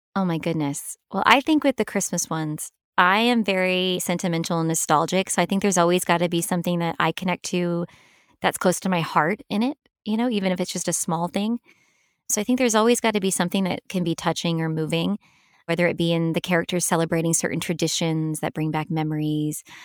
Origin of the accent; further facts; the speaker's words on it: Los Angeles, California, United States; also born or lived in Hattiesburg, Mississippi / Purvis, Mississippi / New York City; I really did most of my growing up in Los Angeles.